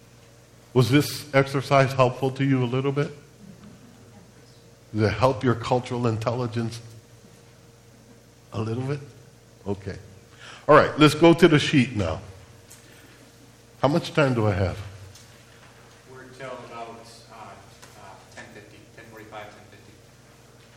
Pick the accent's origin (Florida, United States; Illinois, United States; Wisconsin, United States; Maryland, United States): Illinois, United States; Chicago; I'm Puerto Rican. I was born and raised in Chicago, Illinois